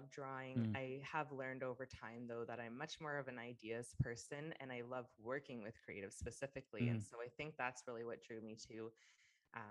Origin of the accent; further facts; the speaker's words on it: King City, Ontario, Canada; moved away as an adult; also born or lived in Vancouver; now in Austin, United States; I was born and raised in Ontario